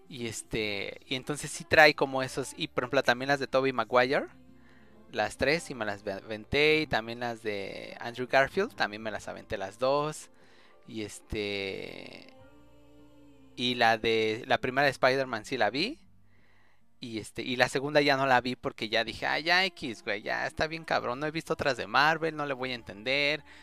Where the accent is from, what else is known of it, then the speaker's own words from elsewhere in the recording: Mexico City, Mexico; En la, en la Vasconcelos soy de la Cuauhtémoc.